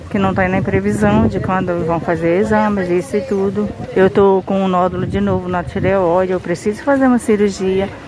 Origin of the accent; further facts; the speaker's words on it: Alenquer, Pará, Brazil; now in Santarém, Brazil; Eu sou de Alenquer, mas eu moro aqui.